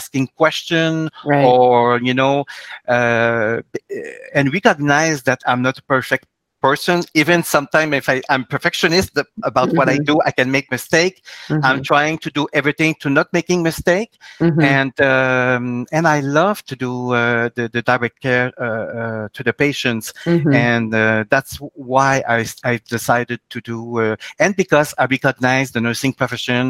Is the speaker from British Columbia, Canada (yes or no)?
no; Quebec, Canada; I'm from the Quebec provinces in Canada